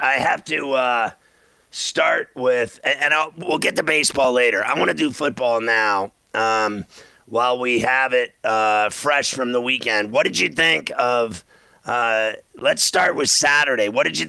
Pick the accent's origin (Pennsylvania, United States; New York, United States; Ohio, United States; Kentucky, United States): Pennsylvania, United States; Pittsburgh; I come from Pittsburgh